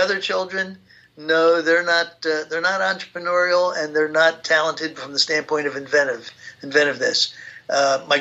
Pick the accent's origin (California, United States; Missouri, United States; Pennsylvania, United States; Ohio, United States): Pennsylvania, United States; Philadelphia; I grew up in Philadelphia during the Depression years.